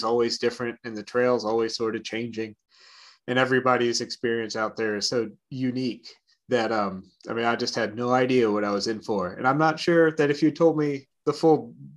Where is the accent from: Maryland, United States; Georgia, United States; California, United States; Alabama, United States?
Georgia, United States; Atlanta; moved away as an adult; also born or lived in Clemson, South Carolina / Lexington, Virginia; now in Charleston, United States; I grew up in Atlanta, Georgia